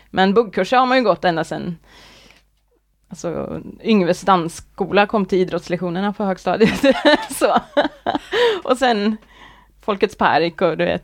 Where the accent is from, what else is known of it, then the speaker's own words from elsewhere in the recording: Arvika, Värmland, Sweden; also born or lived in Gothenburg; now in Kode, Sweden; jag är från Arvika, eh, ja. Värmland. Uppvuxen där.